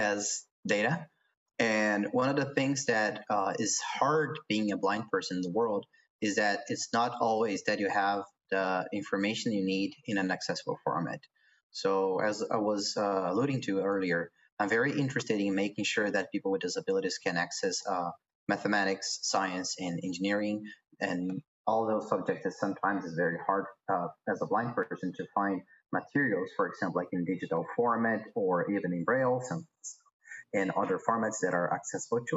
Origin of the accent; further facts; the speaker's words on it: Brazil; I'm from Brazil